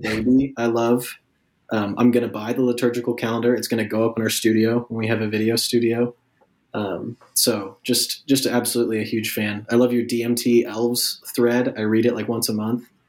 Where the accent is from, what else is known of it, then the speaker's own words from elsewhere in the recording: Kansas City, Kansas, United States; moved away as an adult; now in Oklahoma, United States; I grew up in Kansas City, Kansas, and went to school at Kansas State University